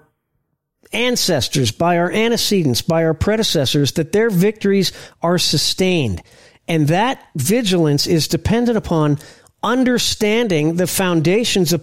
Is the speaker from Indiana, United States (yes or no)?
yes; Indianapolis, Indiana, United States; I'm from Indianapolis